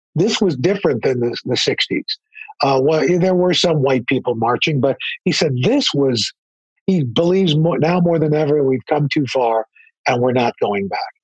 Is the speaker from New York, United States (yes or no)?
yes; New York, United States; I grew up in New York